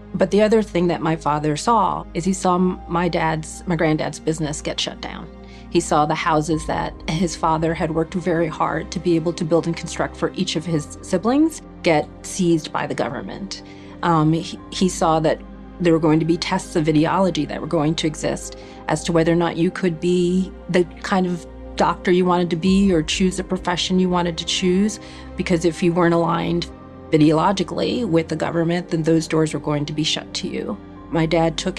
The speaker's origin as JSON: {"language": "English", "town": "Somerville", "region": "New Jersey", "country": "United States", "tie": "born or raised there", "said": "I was born in central New Jersey in a small town called Somerville."}